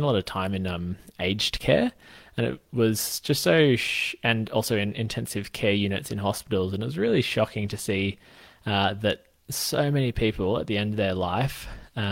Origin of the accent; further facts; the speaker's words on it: Australia; I'm a physio from Australia